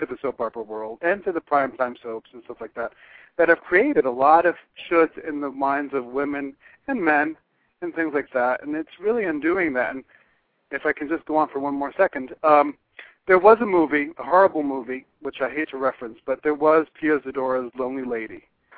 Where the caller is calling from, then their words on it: Florida, United States; from Florida.